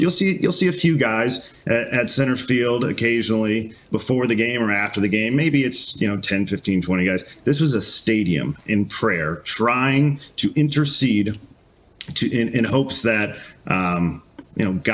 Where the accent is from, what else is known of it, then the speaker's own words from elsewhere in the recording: St. Louis, Missouri, United States; I'm from St. Louis